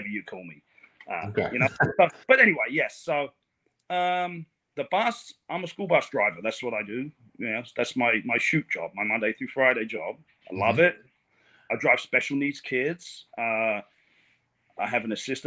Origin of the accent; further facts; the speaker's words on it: England, United Kingdom; now in Port St. Lucie, United States; I'm from England